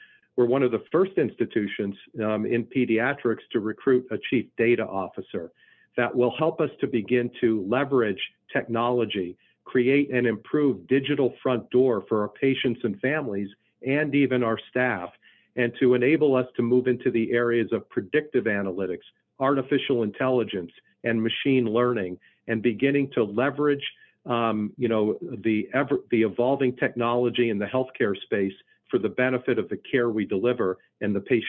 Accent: Philadelphia, Pennsylvania, United States; now in Kansas City, United States; So remember, I came from the Philadelphia area, so I still am certainly an Eagles fan

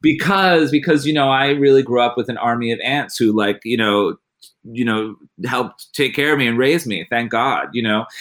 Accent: United States

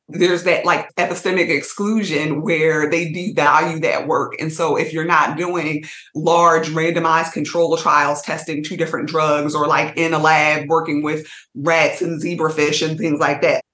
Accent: Montclair, New Jersey, United States; also born or lived in Trenton, New Jersey; I'm originally from Montclair and then moved to Trenton

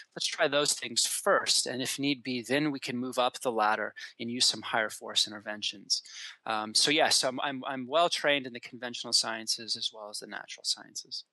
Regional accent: Colorado, United States; moved away as an adult; also born or lived in Washington; I grew up in Colorado

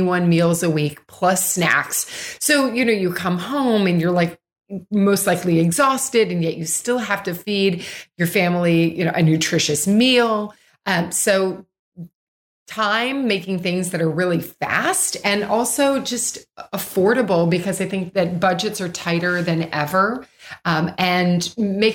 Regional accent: Louisville, Kentucky, United States; I grew up in Louisville, Kentucky

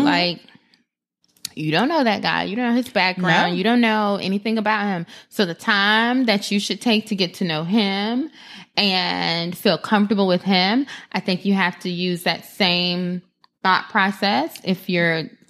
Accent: Florida, United States; I am from South Florida.

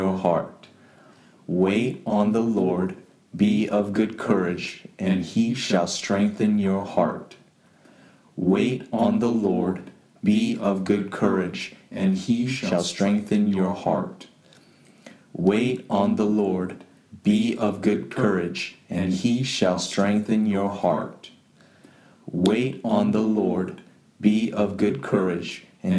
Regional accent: San Jose, California, United States; I'm from San Jose, California

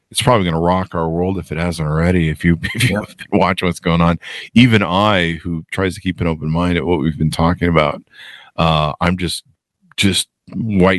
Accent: United States; I see myself as an American

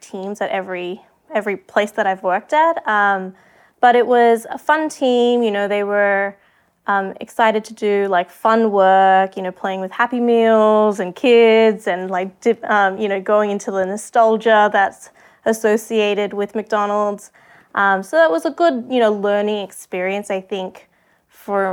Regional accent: Australia; moved away as an adult; also born or lived in Sydney, Australia; now in New York, United States; I'm originally from Australia

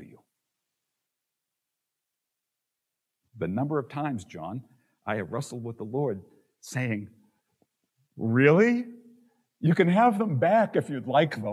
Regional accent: Boston, Massachusetts, United States; moved away; I'm from Boston.

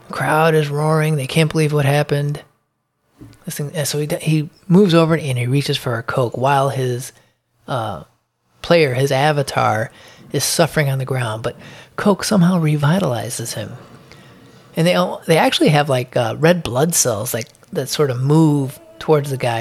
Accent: Chicago, Illinois, United States; I'm from Chicago

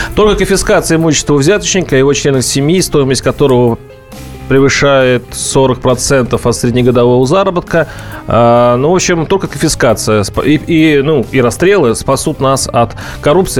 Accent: Mordovia, Russia; Я вот сам из Мордовии

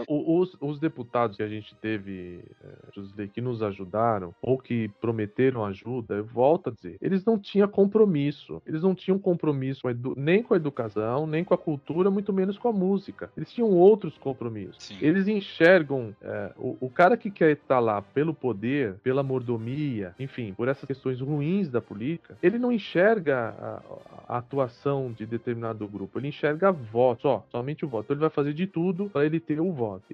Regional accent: São Paulo, Brazil; Sou paulista, sou paulista, paulistano.

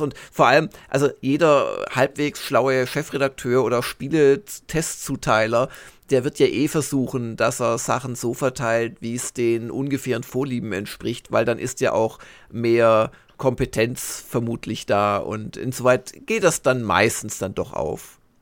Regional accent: Swabia, Germany; ich komme aus Schwaben

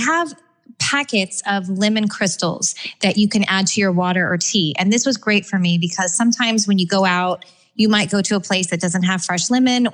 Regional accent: California, United States; Growing up in California, we always had a backyard filled with all

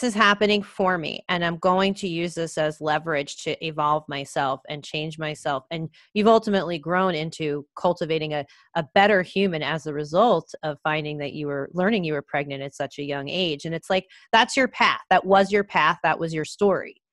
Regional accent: New York, United States; I grew up in New York

